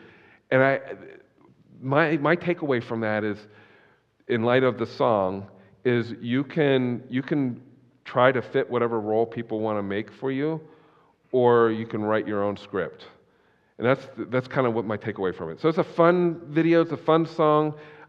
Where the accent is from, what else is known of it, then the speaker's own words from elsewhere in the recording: Oklahoma, United States; I was raised in Oklahoma. Tulsa's like the buckle of the Bible Belt. I grew up in that environment.